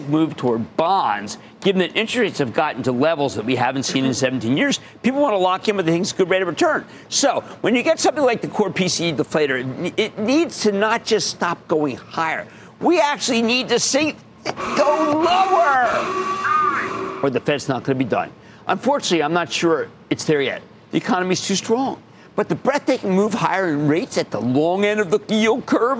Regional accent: New Jersey, United States; my home state

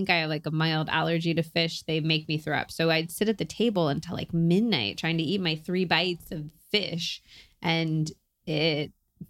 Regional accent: Berkeley, California, United States; oh, well, I was raised in Berkeley, so I was like very into vegetables, blah, blah, blah.

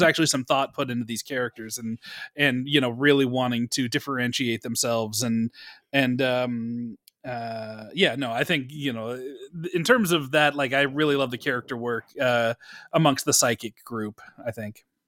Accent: Bay Area, California, United States; I grew up in the Bay Area

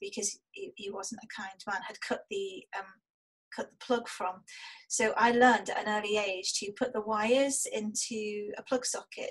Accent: Liverpool, North West England, United Kingdom; moved away; also born or lived in Germany; we were born and raised in Toxteth, which is an area of deprivation in Liverpool.

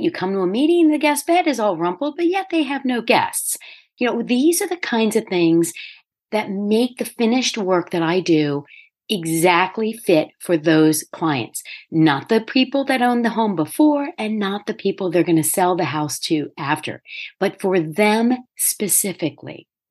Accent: Delaware, United States; moved away as an adult; also born or lived in New York; I first moved back to Delaware and opened my own firm

